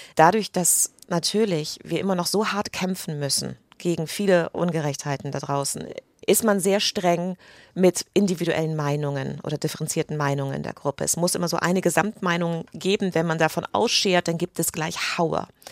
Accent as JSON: {"language": "German", "country": "United Kingdom", "also_born_or_lived": "England", "moved": "as an adult", "lives_now": "Germany", "said": "ich bin Britin"}